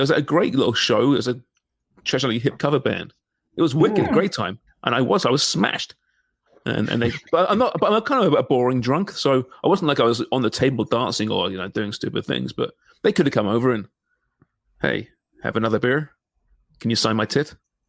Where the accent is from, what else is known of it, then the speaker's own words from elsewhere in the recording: Canada; because I'm a Canadian soccer reporter.